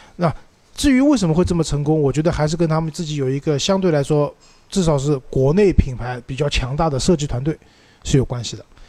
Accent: Shanghai, China; accent: Shanghainese; 用我们上回话讲

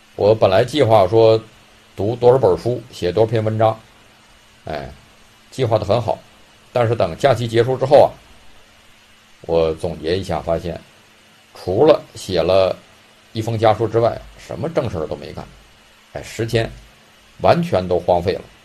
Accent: China; 我们中国人呢

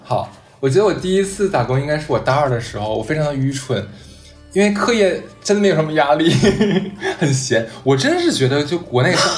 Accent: Harbin, Heilongjiang, China; 我哈尔滨的

